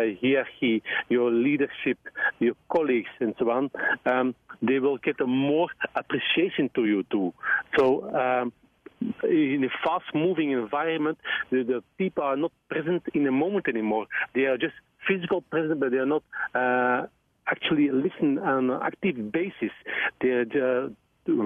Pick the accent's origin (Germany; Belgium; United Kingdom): Belgium; I'm from Belgium